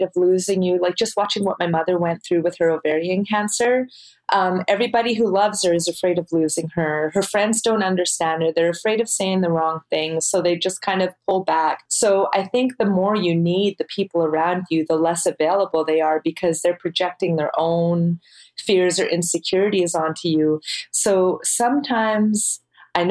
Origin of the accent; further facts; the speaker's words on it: Canada; we're Canadian